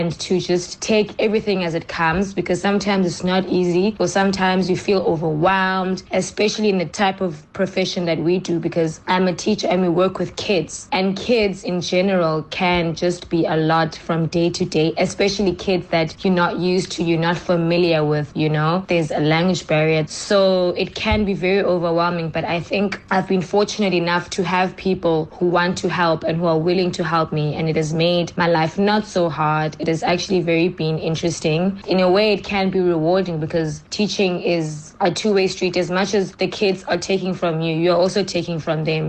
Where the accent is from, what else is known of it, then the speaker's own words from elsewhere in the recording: East London, Eastern Cape, South Africa; moved away as an adult; also born or lived in Johannesburg, South Africa / Pretoria, South Africa; now in Nanjing, China; I come from South Africa, from both East London and Johannesburg. I was born in East London, but I was in Johannesburg for my last couple of years that I spent in South Africa.